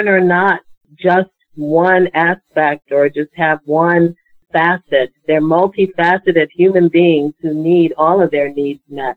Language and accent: English; Washington, District of Columbia, United States; I am a native Washingtonian. I grew up in Ward 7, so right next door to Ward